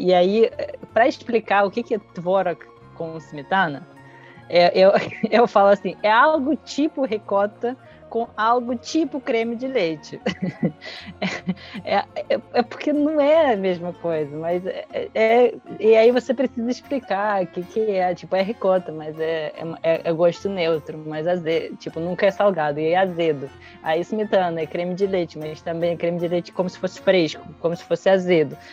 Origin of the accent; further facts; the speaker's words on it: Brazil; eu, como brasileira